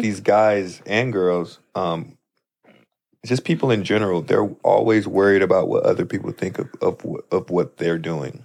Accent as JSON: {"language": "English", "town": "St. Louis", "region": "Missouri", "country": "United States", "tie": "born or raised there", "moved": "as an adult", "lives_now": "Los Angeles, United States", "said": "my hometown as well, Saint Louis"}